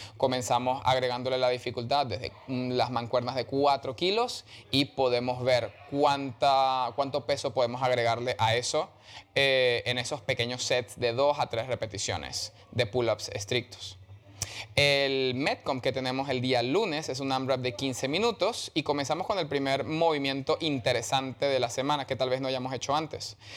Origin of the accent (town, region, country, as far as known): Venezuela; moved away